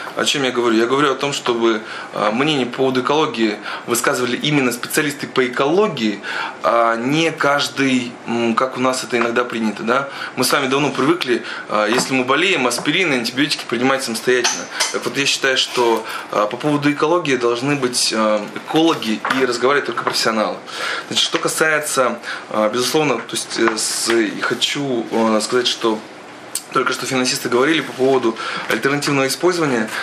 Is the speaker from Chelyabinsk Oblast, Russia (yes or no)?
yes; Chelyabinsk Oblast, Russia; это еще и жители Челябинской области